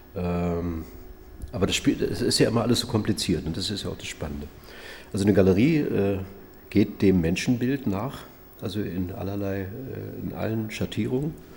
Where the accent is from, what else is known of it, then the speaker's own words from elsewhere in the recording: Usedom island, Mecklenburg-Vorpommern, Germany; also born or lived in Schollene, Havelland (born); now in Dresden, Germany; aufgewachsen auf der Insel Usedom.